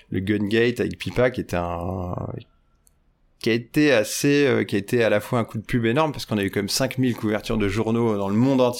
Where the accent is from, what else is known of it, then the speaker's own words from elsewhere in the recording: Bourgogne-Franche-Comté, France; j'avais gagné euh, chez nous dans la Nièvre dans une fête foraine